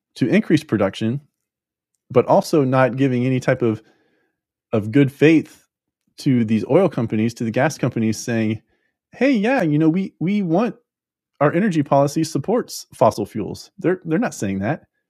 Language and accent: English; Florida, United States; I'm from Florida